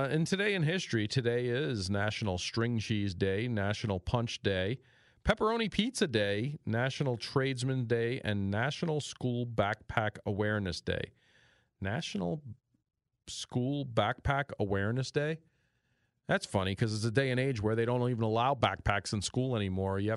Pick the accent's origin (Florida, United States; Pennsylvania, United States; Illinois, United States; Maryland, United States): Pennsylvania, United States; But yeah, I'm from Pennsylvania, so uh, believe